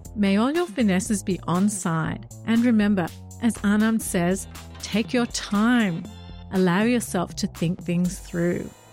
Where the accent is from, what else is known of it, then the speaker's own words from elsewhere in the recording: Australia; I'm Australian